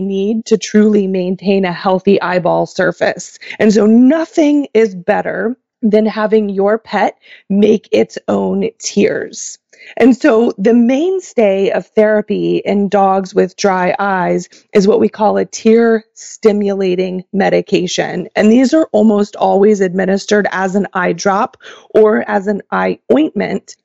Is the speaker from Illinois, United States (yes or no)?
no; Oklahoma, United States; moved away as an adult; also born or lived in Kansas / Michigan / Pennsylvania; now in Levittown, United States; I was born and raised in Oklahoma